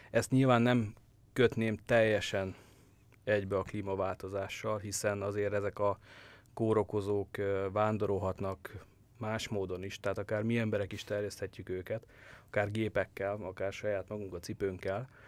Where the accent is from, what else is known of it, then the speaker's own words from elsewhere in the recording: Great Hungarian Plain, Hungary; Nézd, én alföldi gyerek vagyok, nekem nem áll messze a puszta és a fű látványa